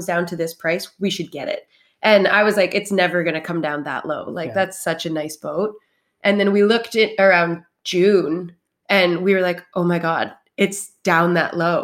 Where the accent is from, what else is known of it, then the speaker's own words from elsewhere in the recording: Toronto, Ontario, Canada; moved away as an adult; also born or lived in Oakville / Montreal / Vancouver; now in Vancouver Island, Canada; I'm from Toronto. I was born in Oakville and moved to Toronto to grow up.